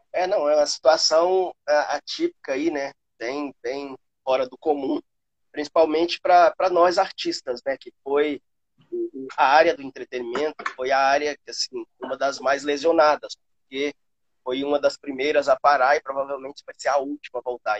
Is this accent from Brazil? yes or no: yes; Patos de Minas, Minas Gerais, Brazil; also born or lived in Rio de Janeiro, Brazil; now in Valinhos, Brazil; lá na minha cidade, né, em Patos de Minas